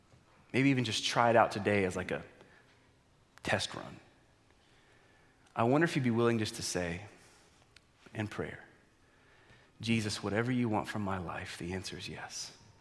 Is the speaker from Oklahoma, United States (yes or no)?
yes; Oklahoma, United States; I'm so glad to be an American, but I praise God I was born in Oklahoma.